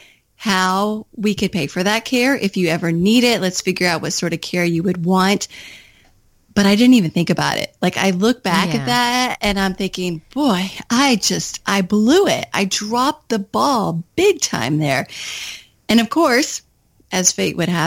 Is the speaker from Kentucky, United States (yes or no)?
yes; Kentucky, United States; moved away as an adult; also born or lived in Washington, D.C.